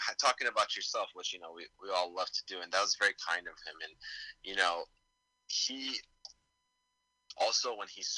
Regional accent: Damascus, Damascus Governorate, Syria; moved away; I'm from Damascus

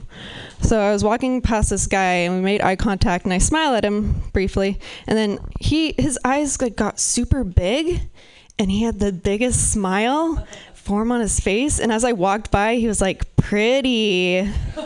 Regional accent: Pacific Northwest, United States; I'm from the Pacific Northwest

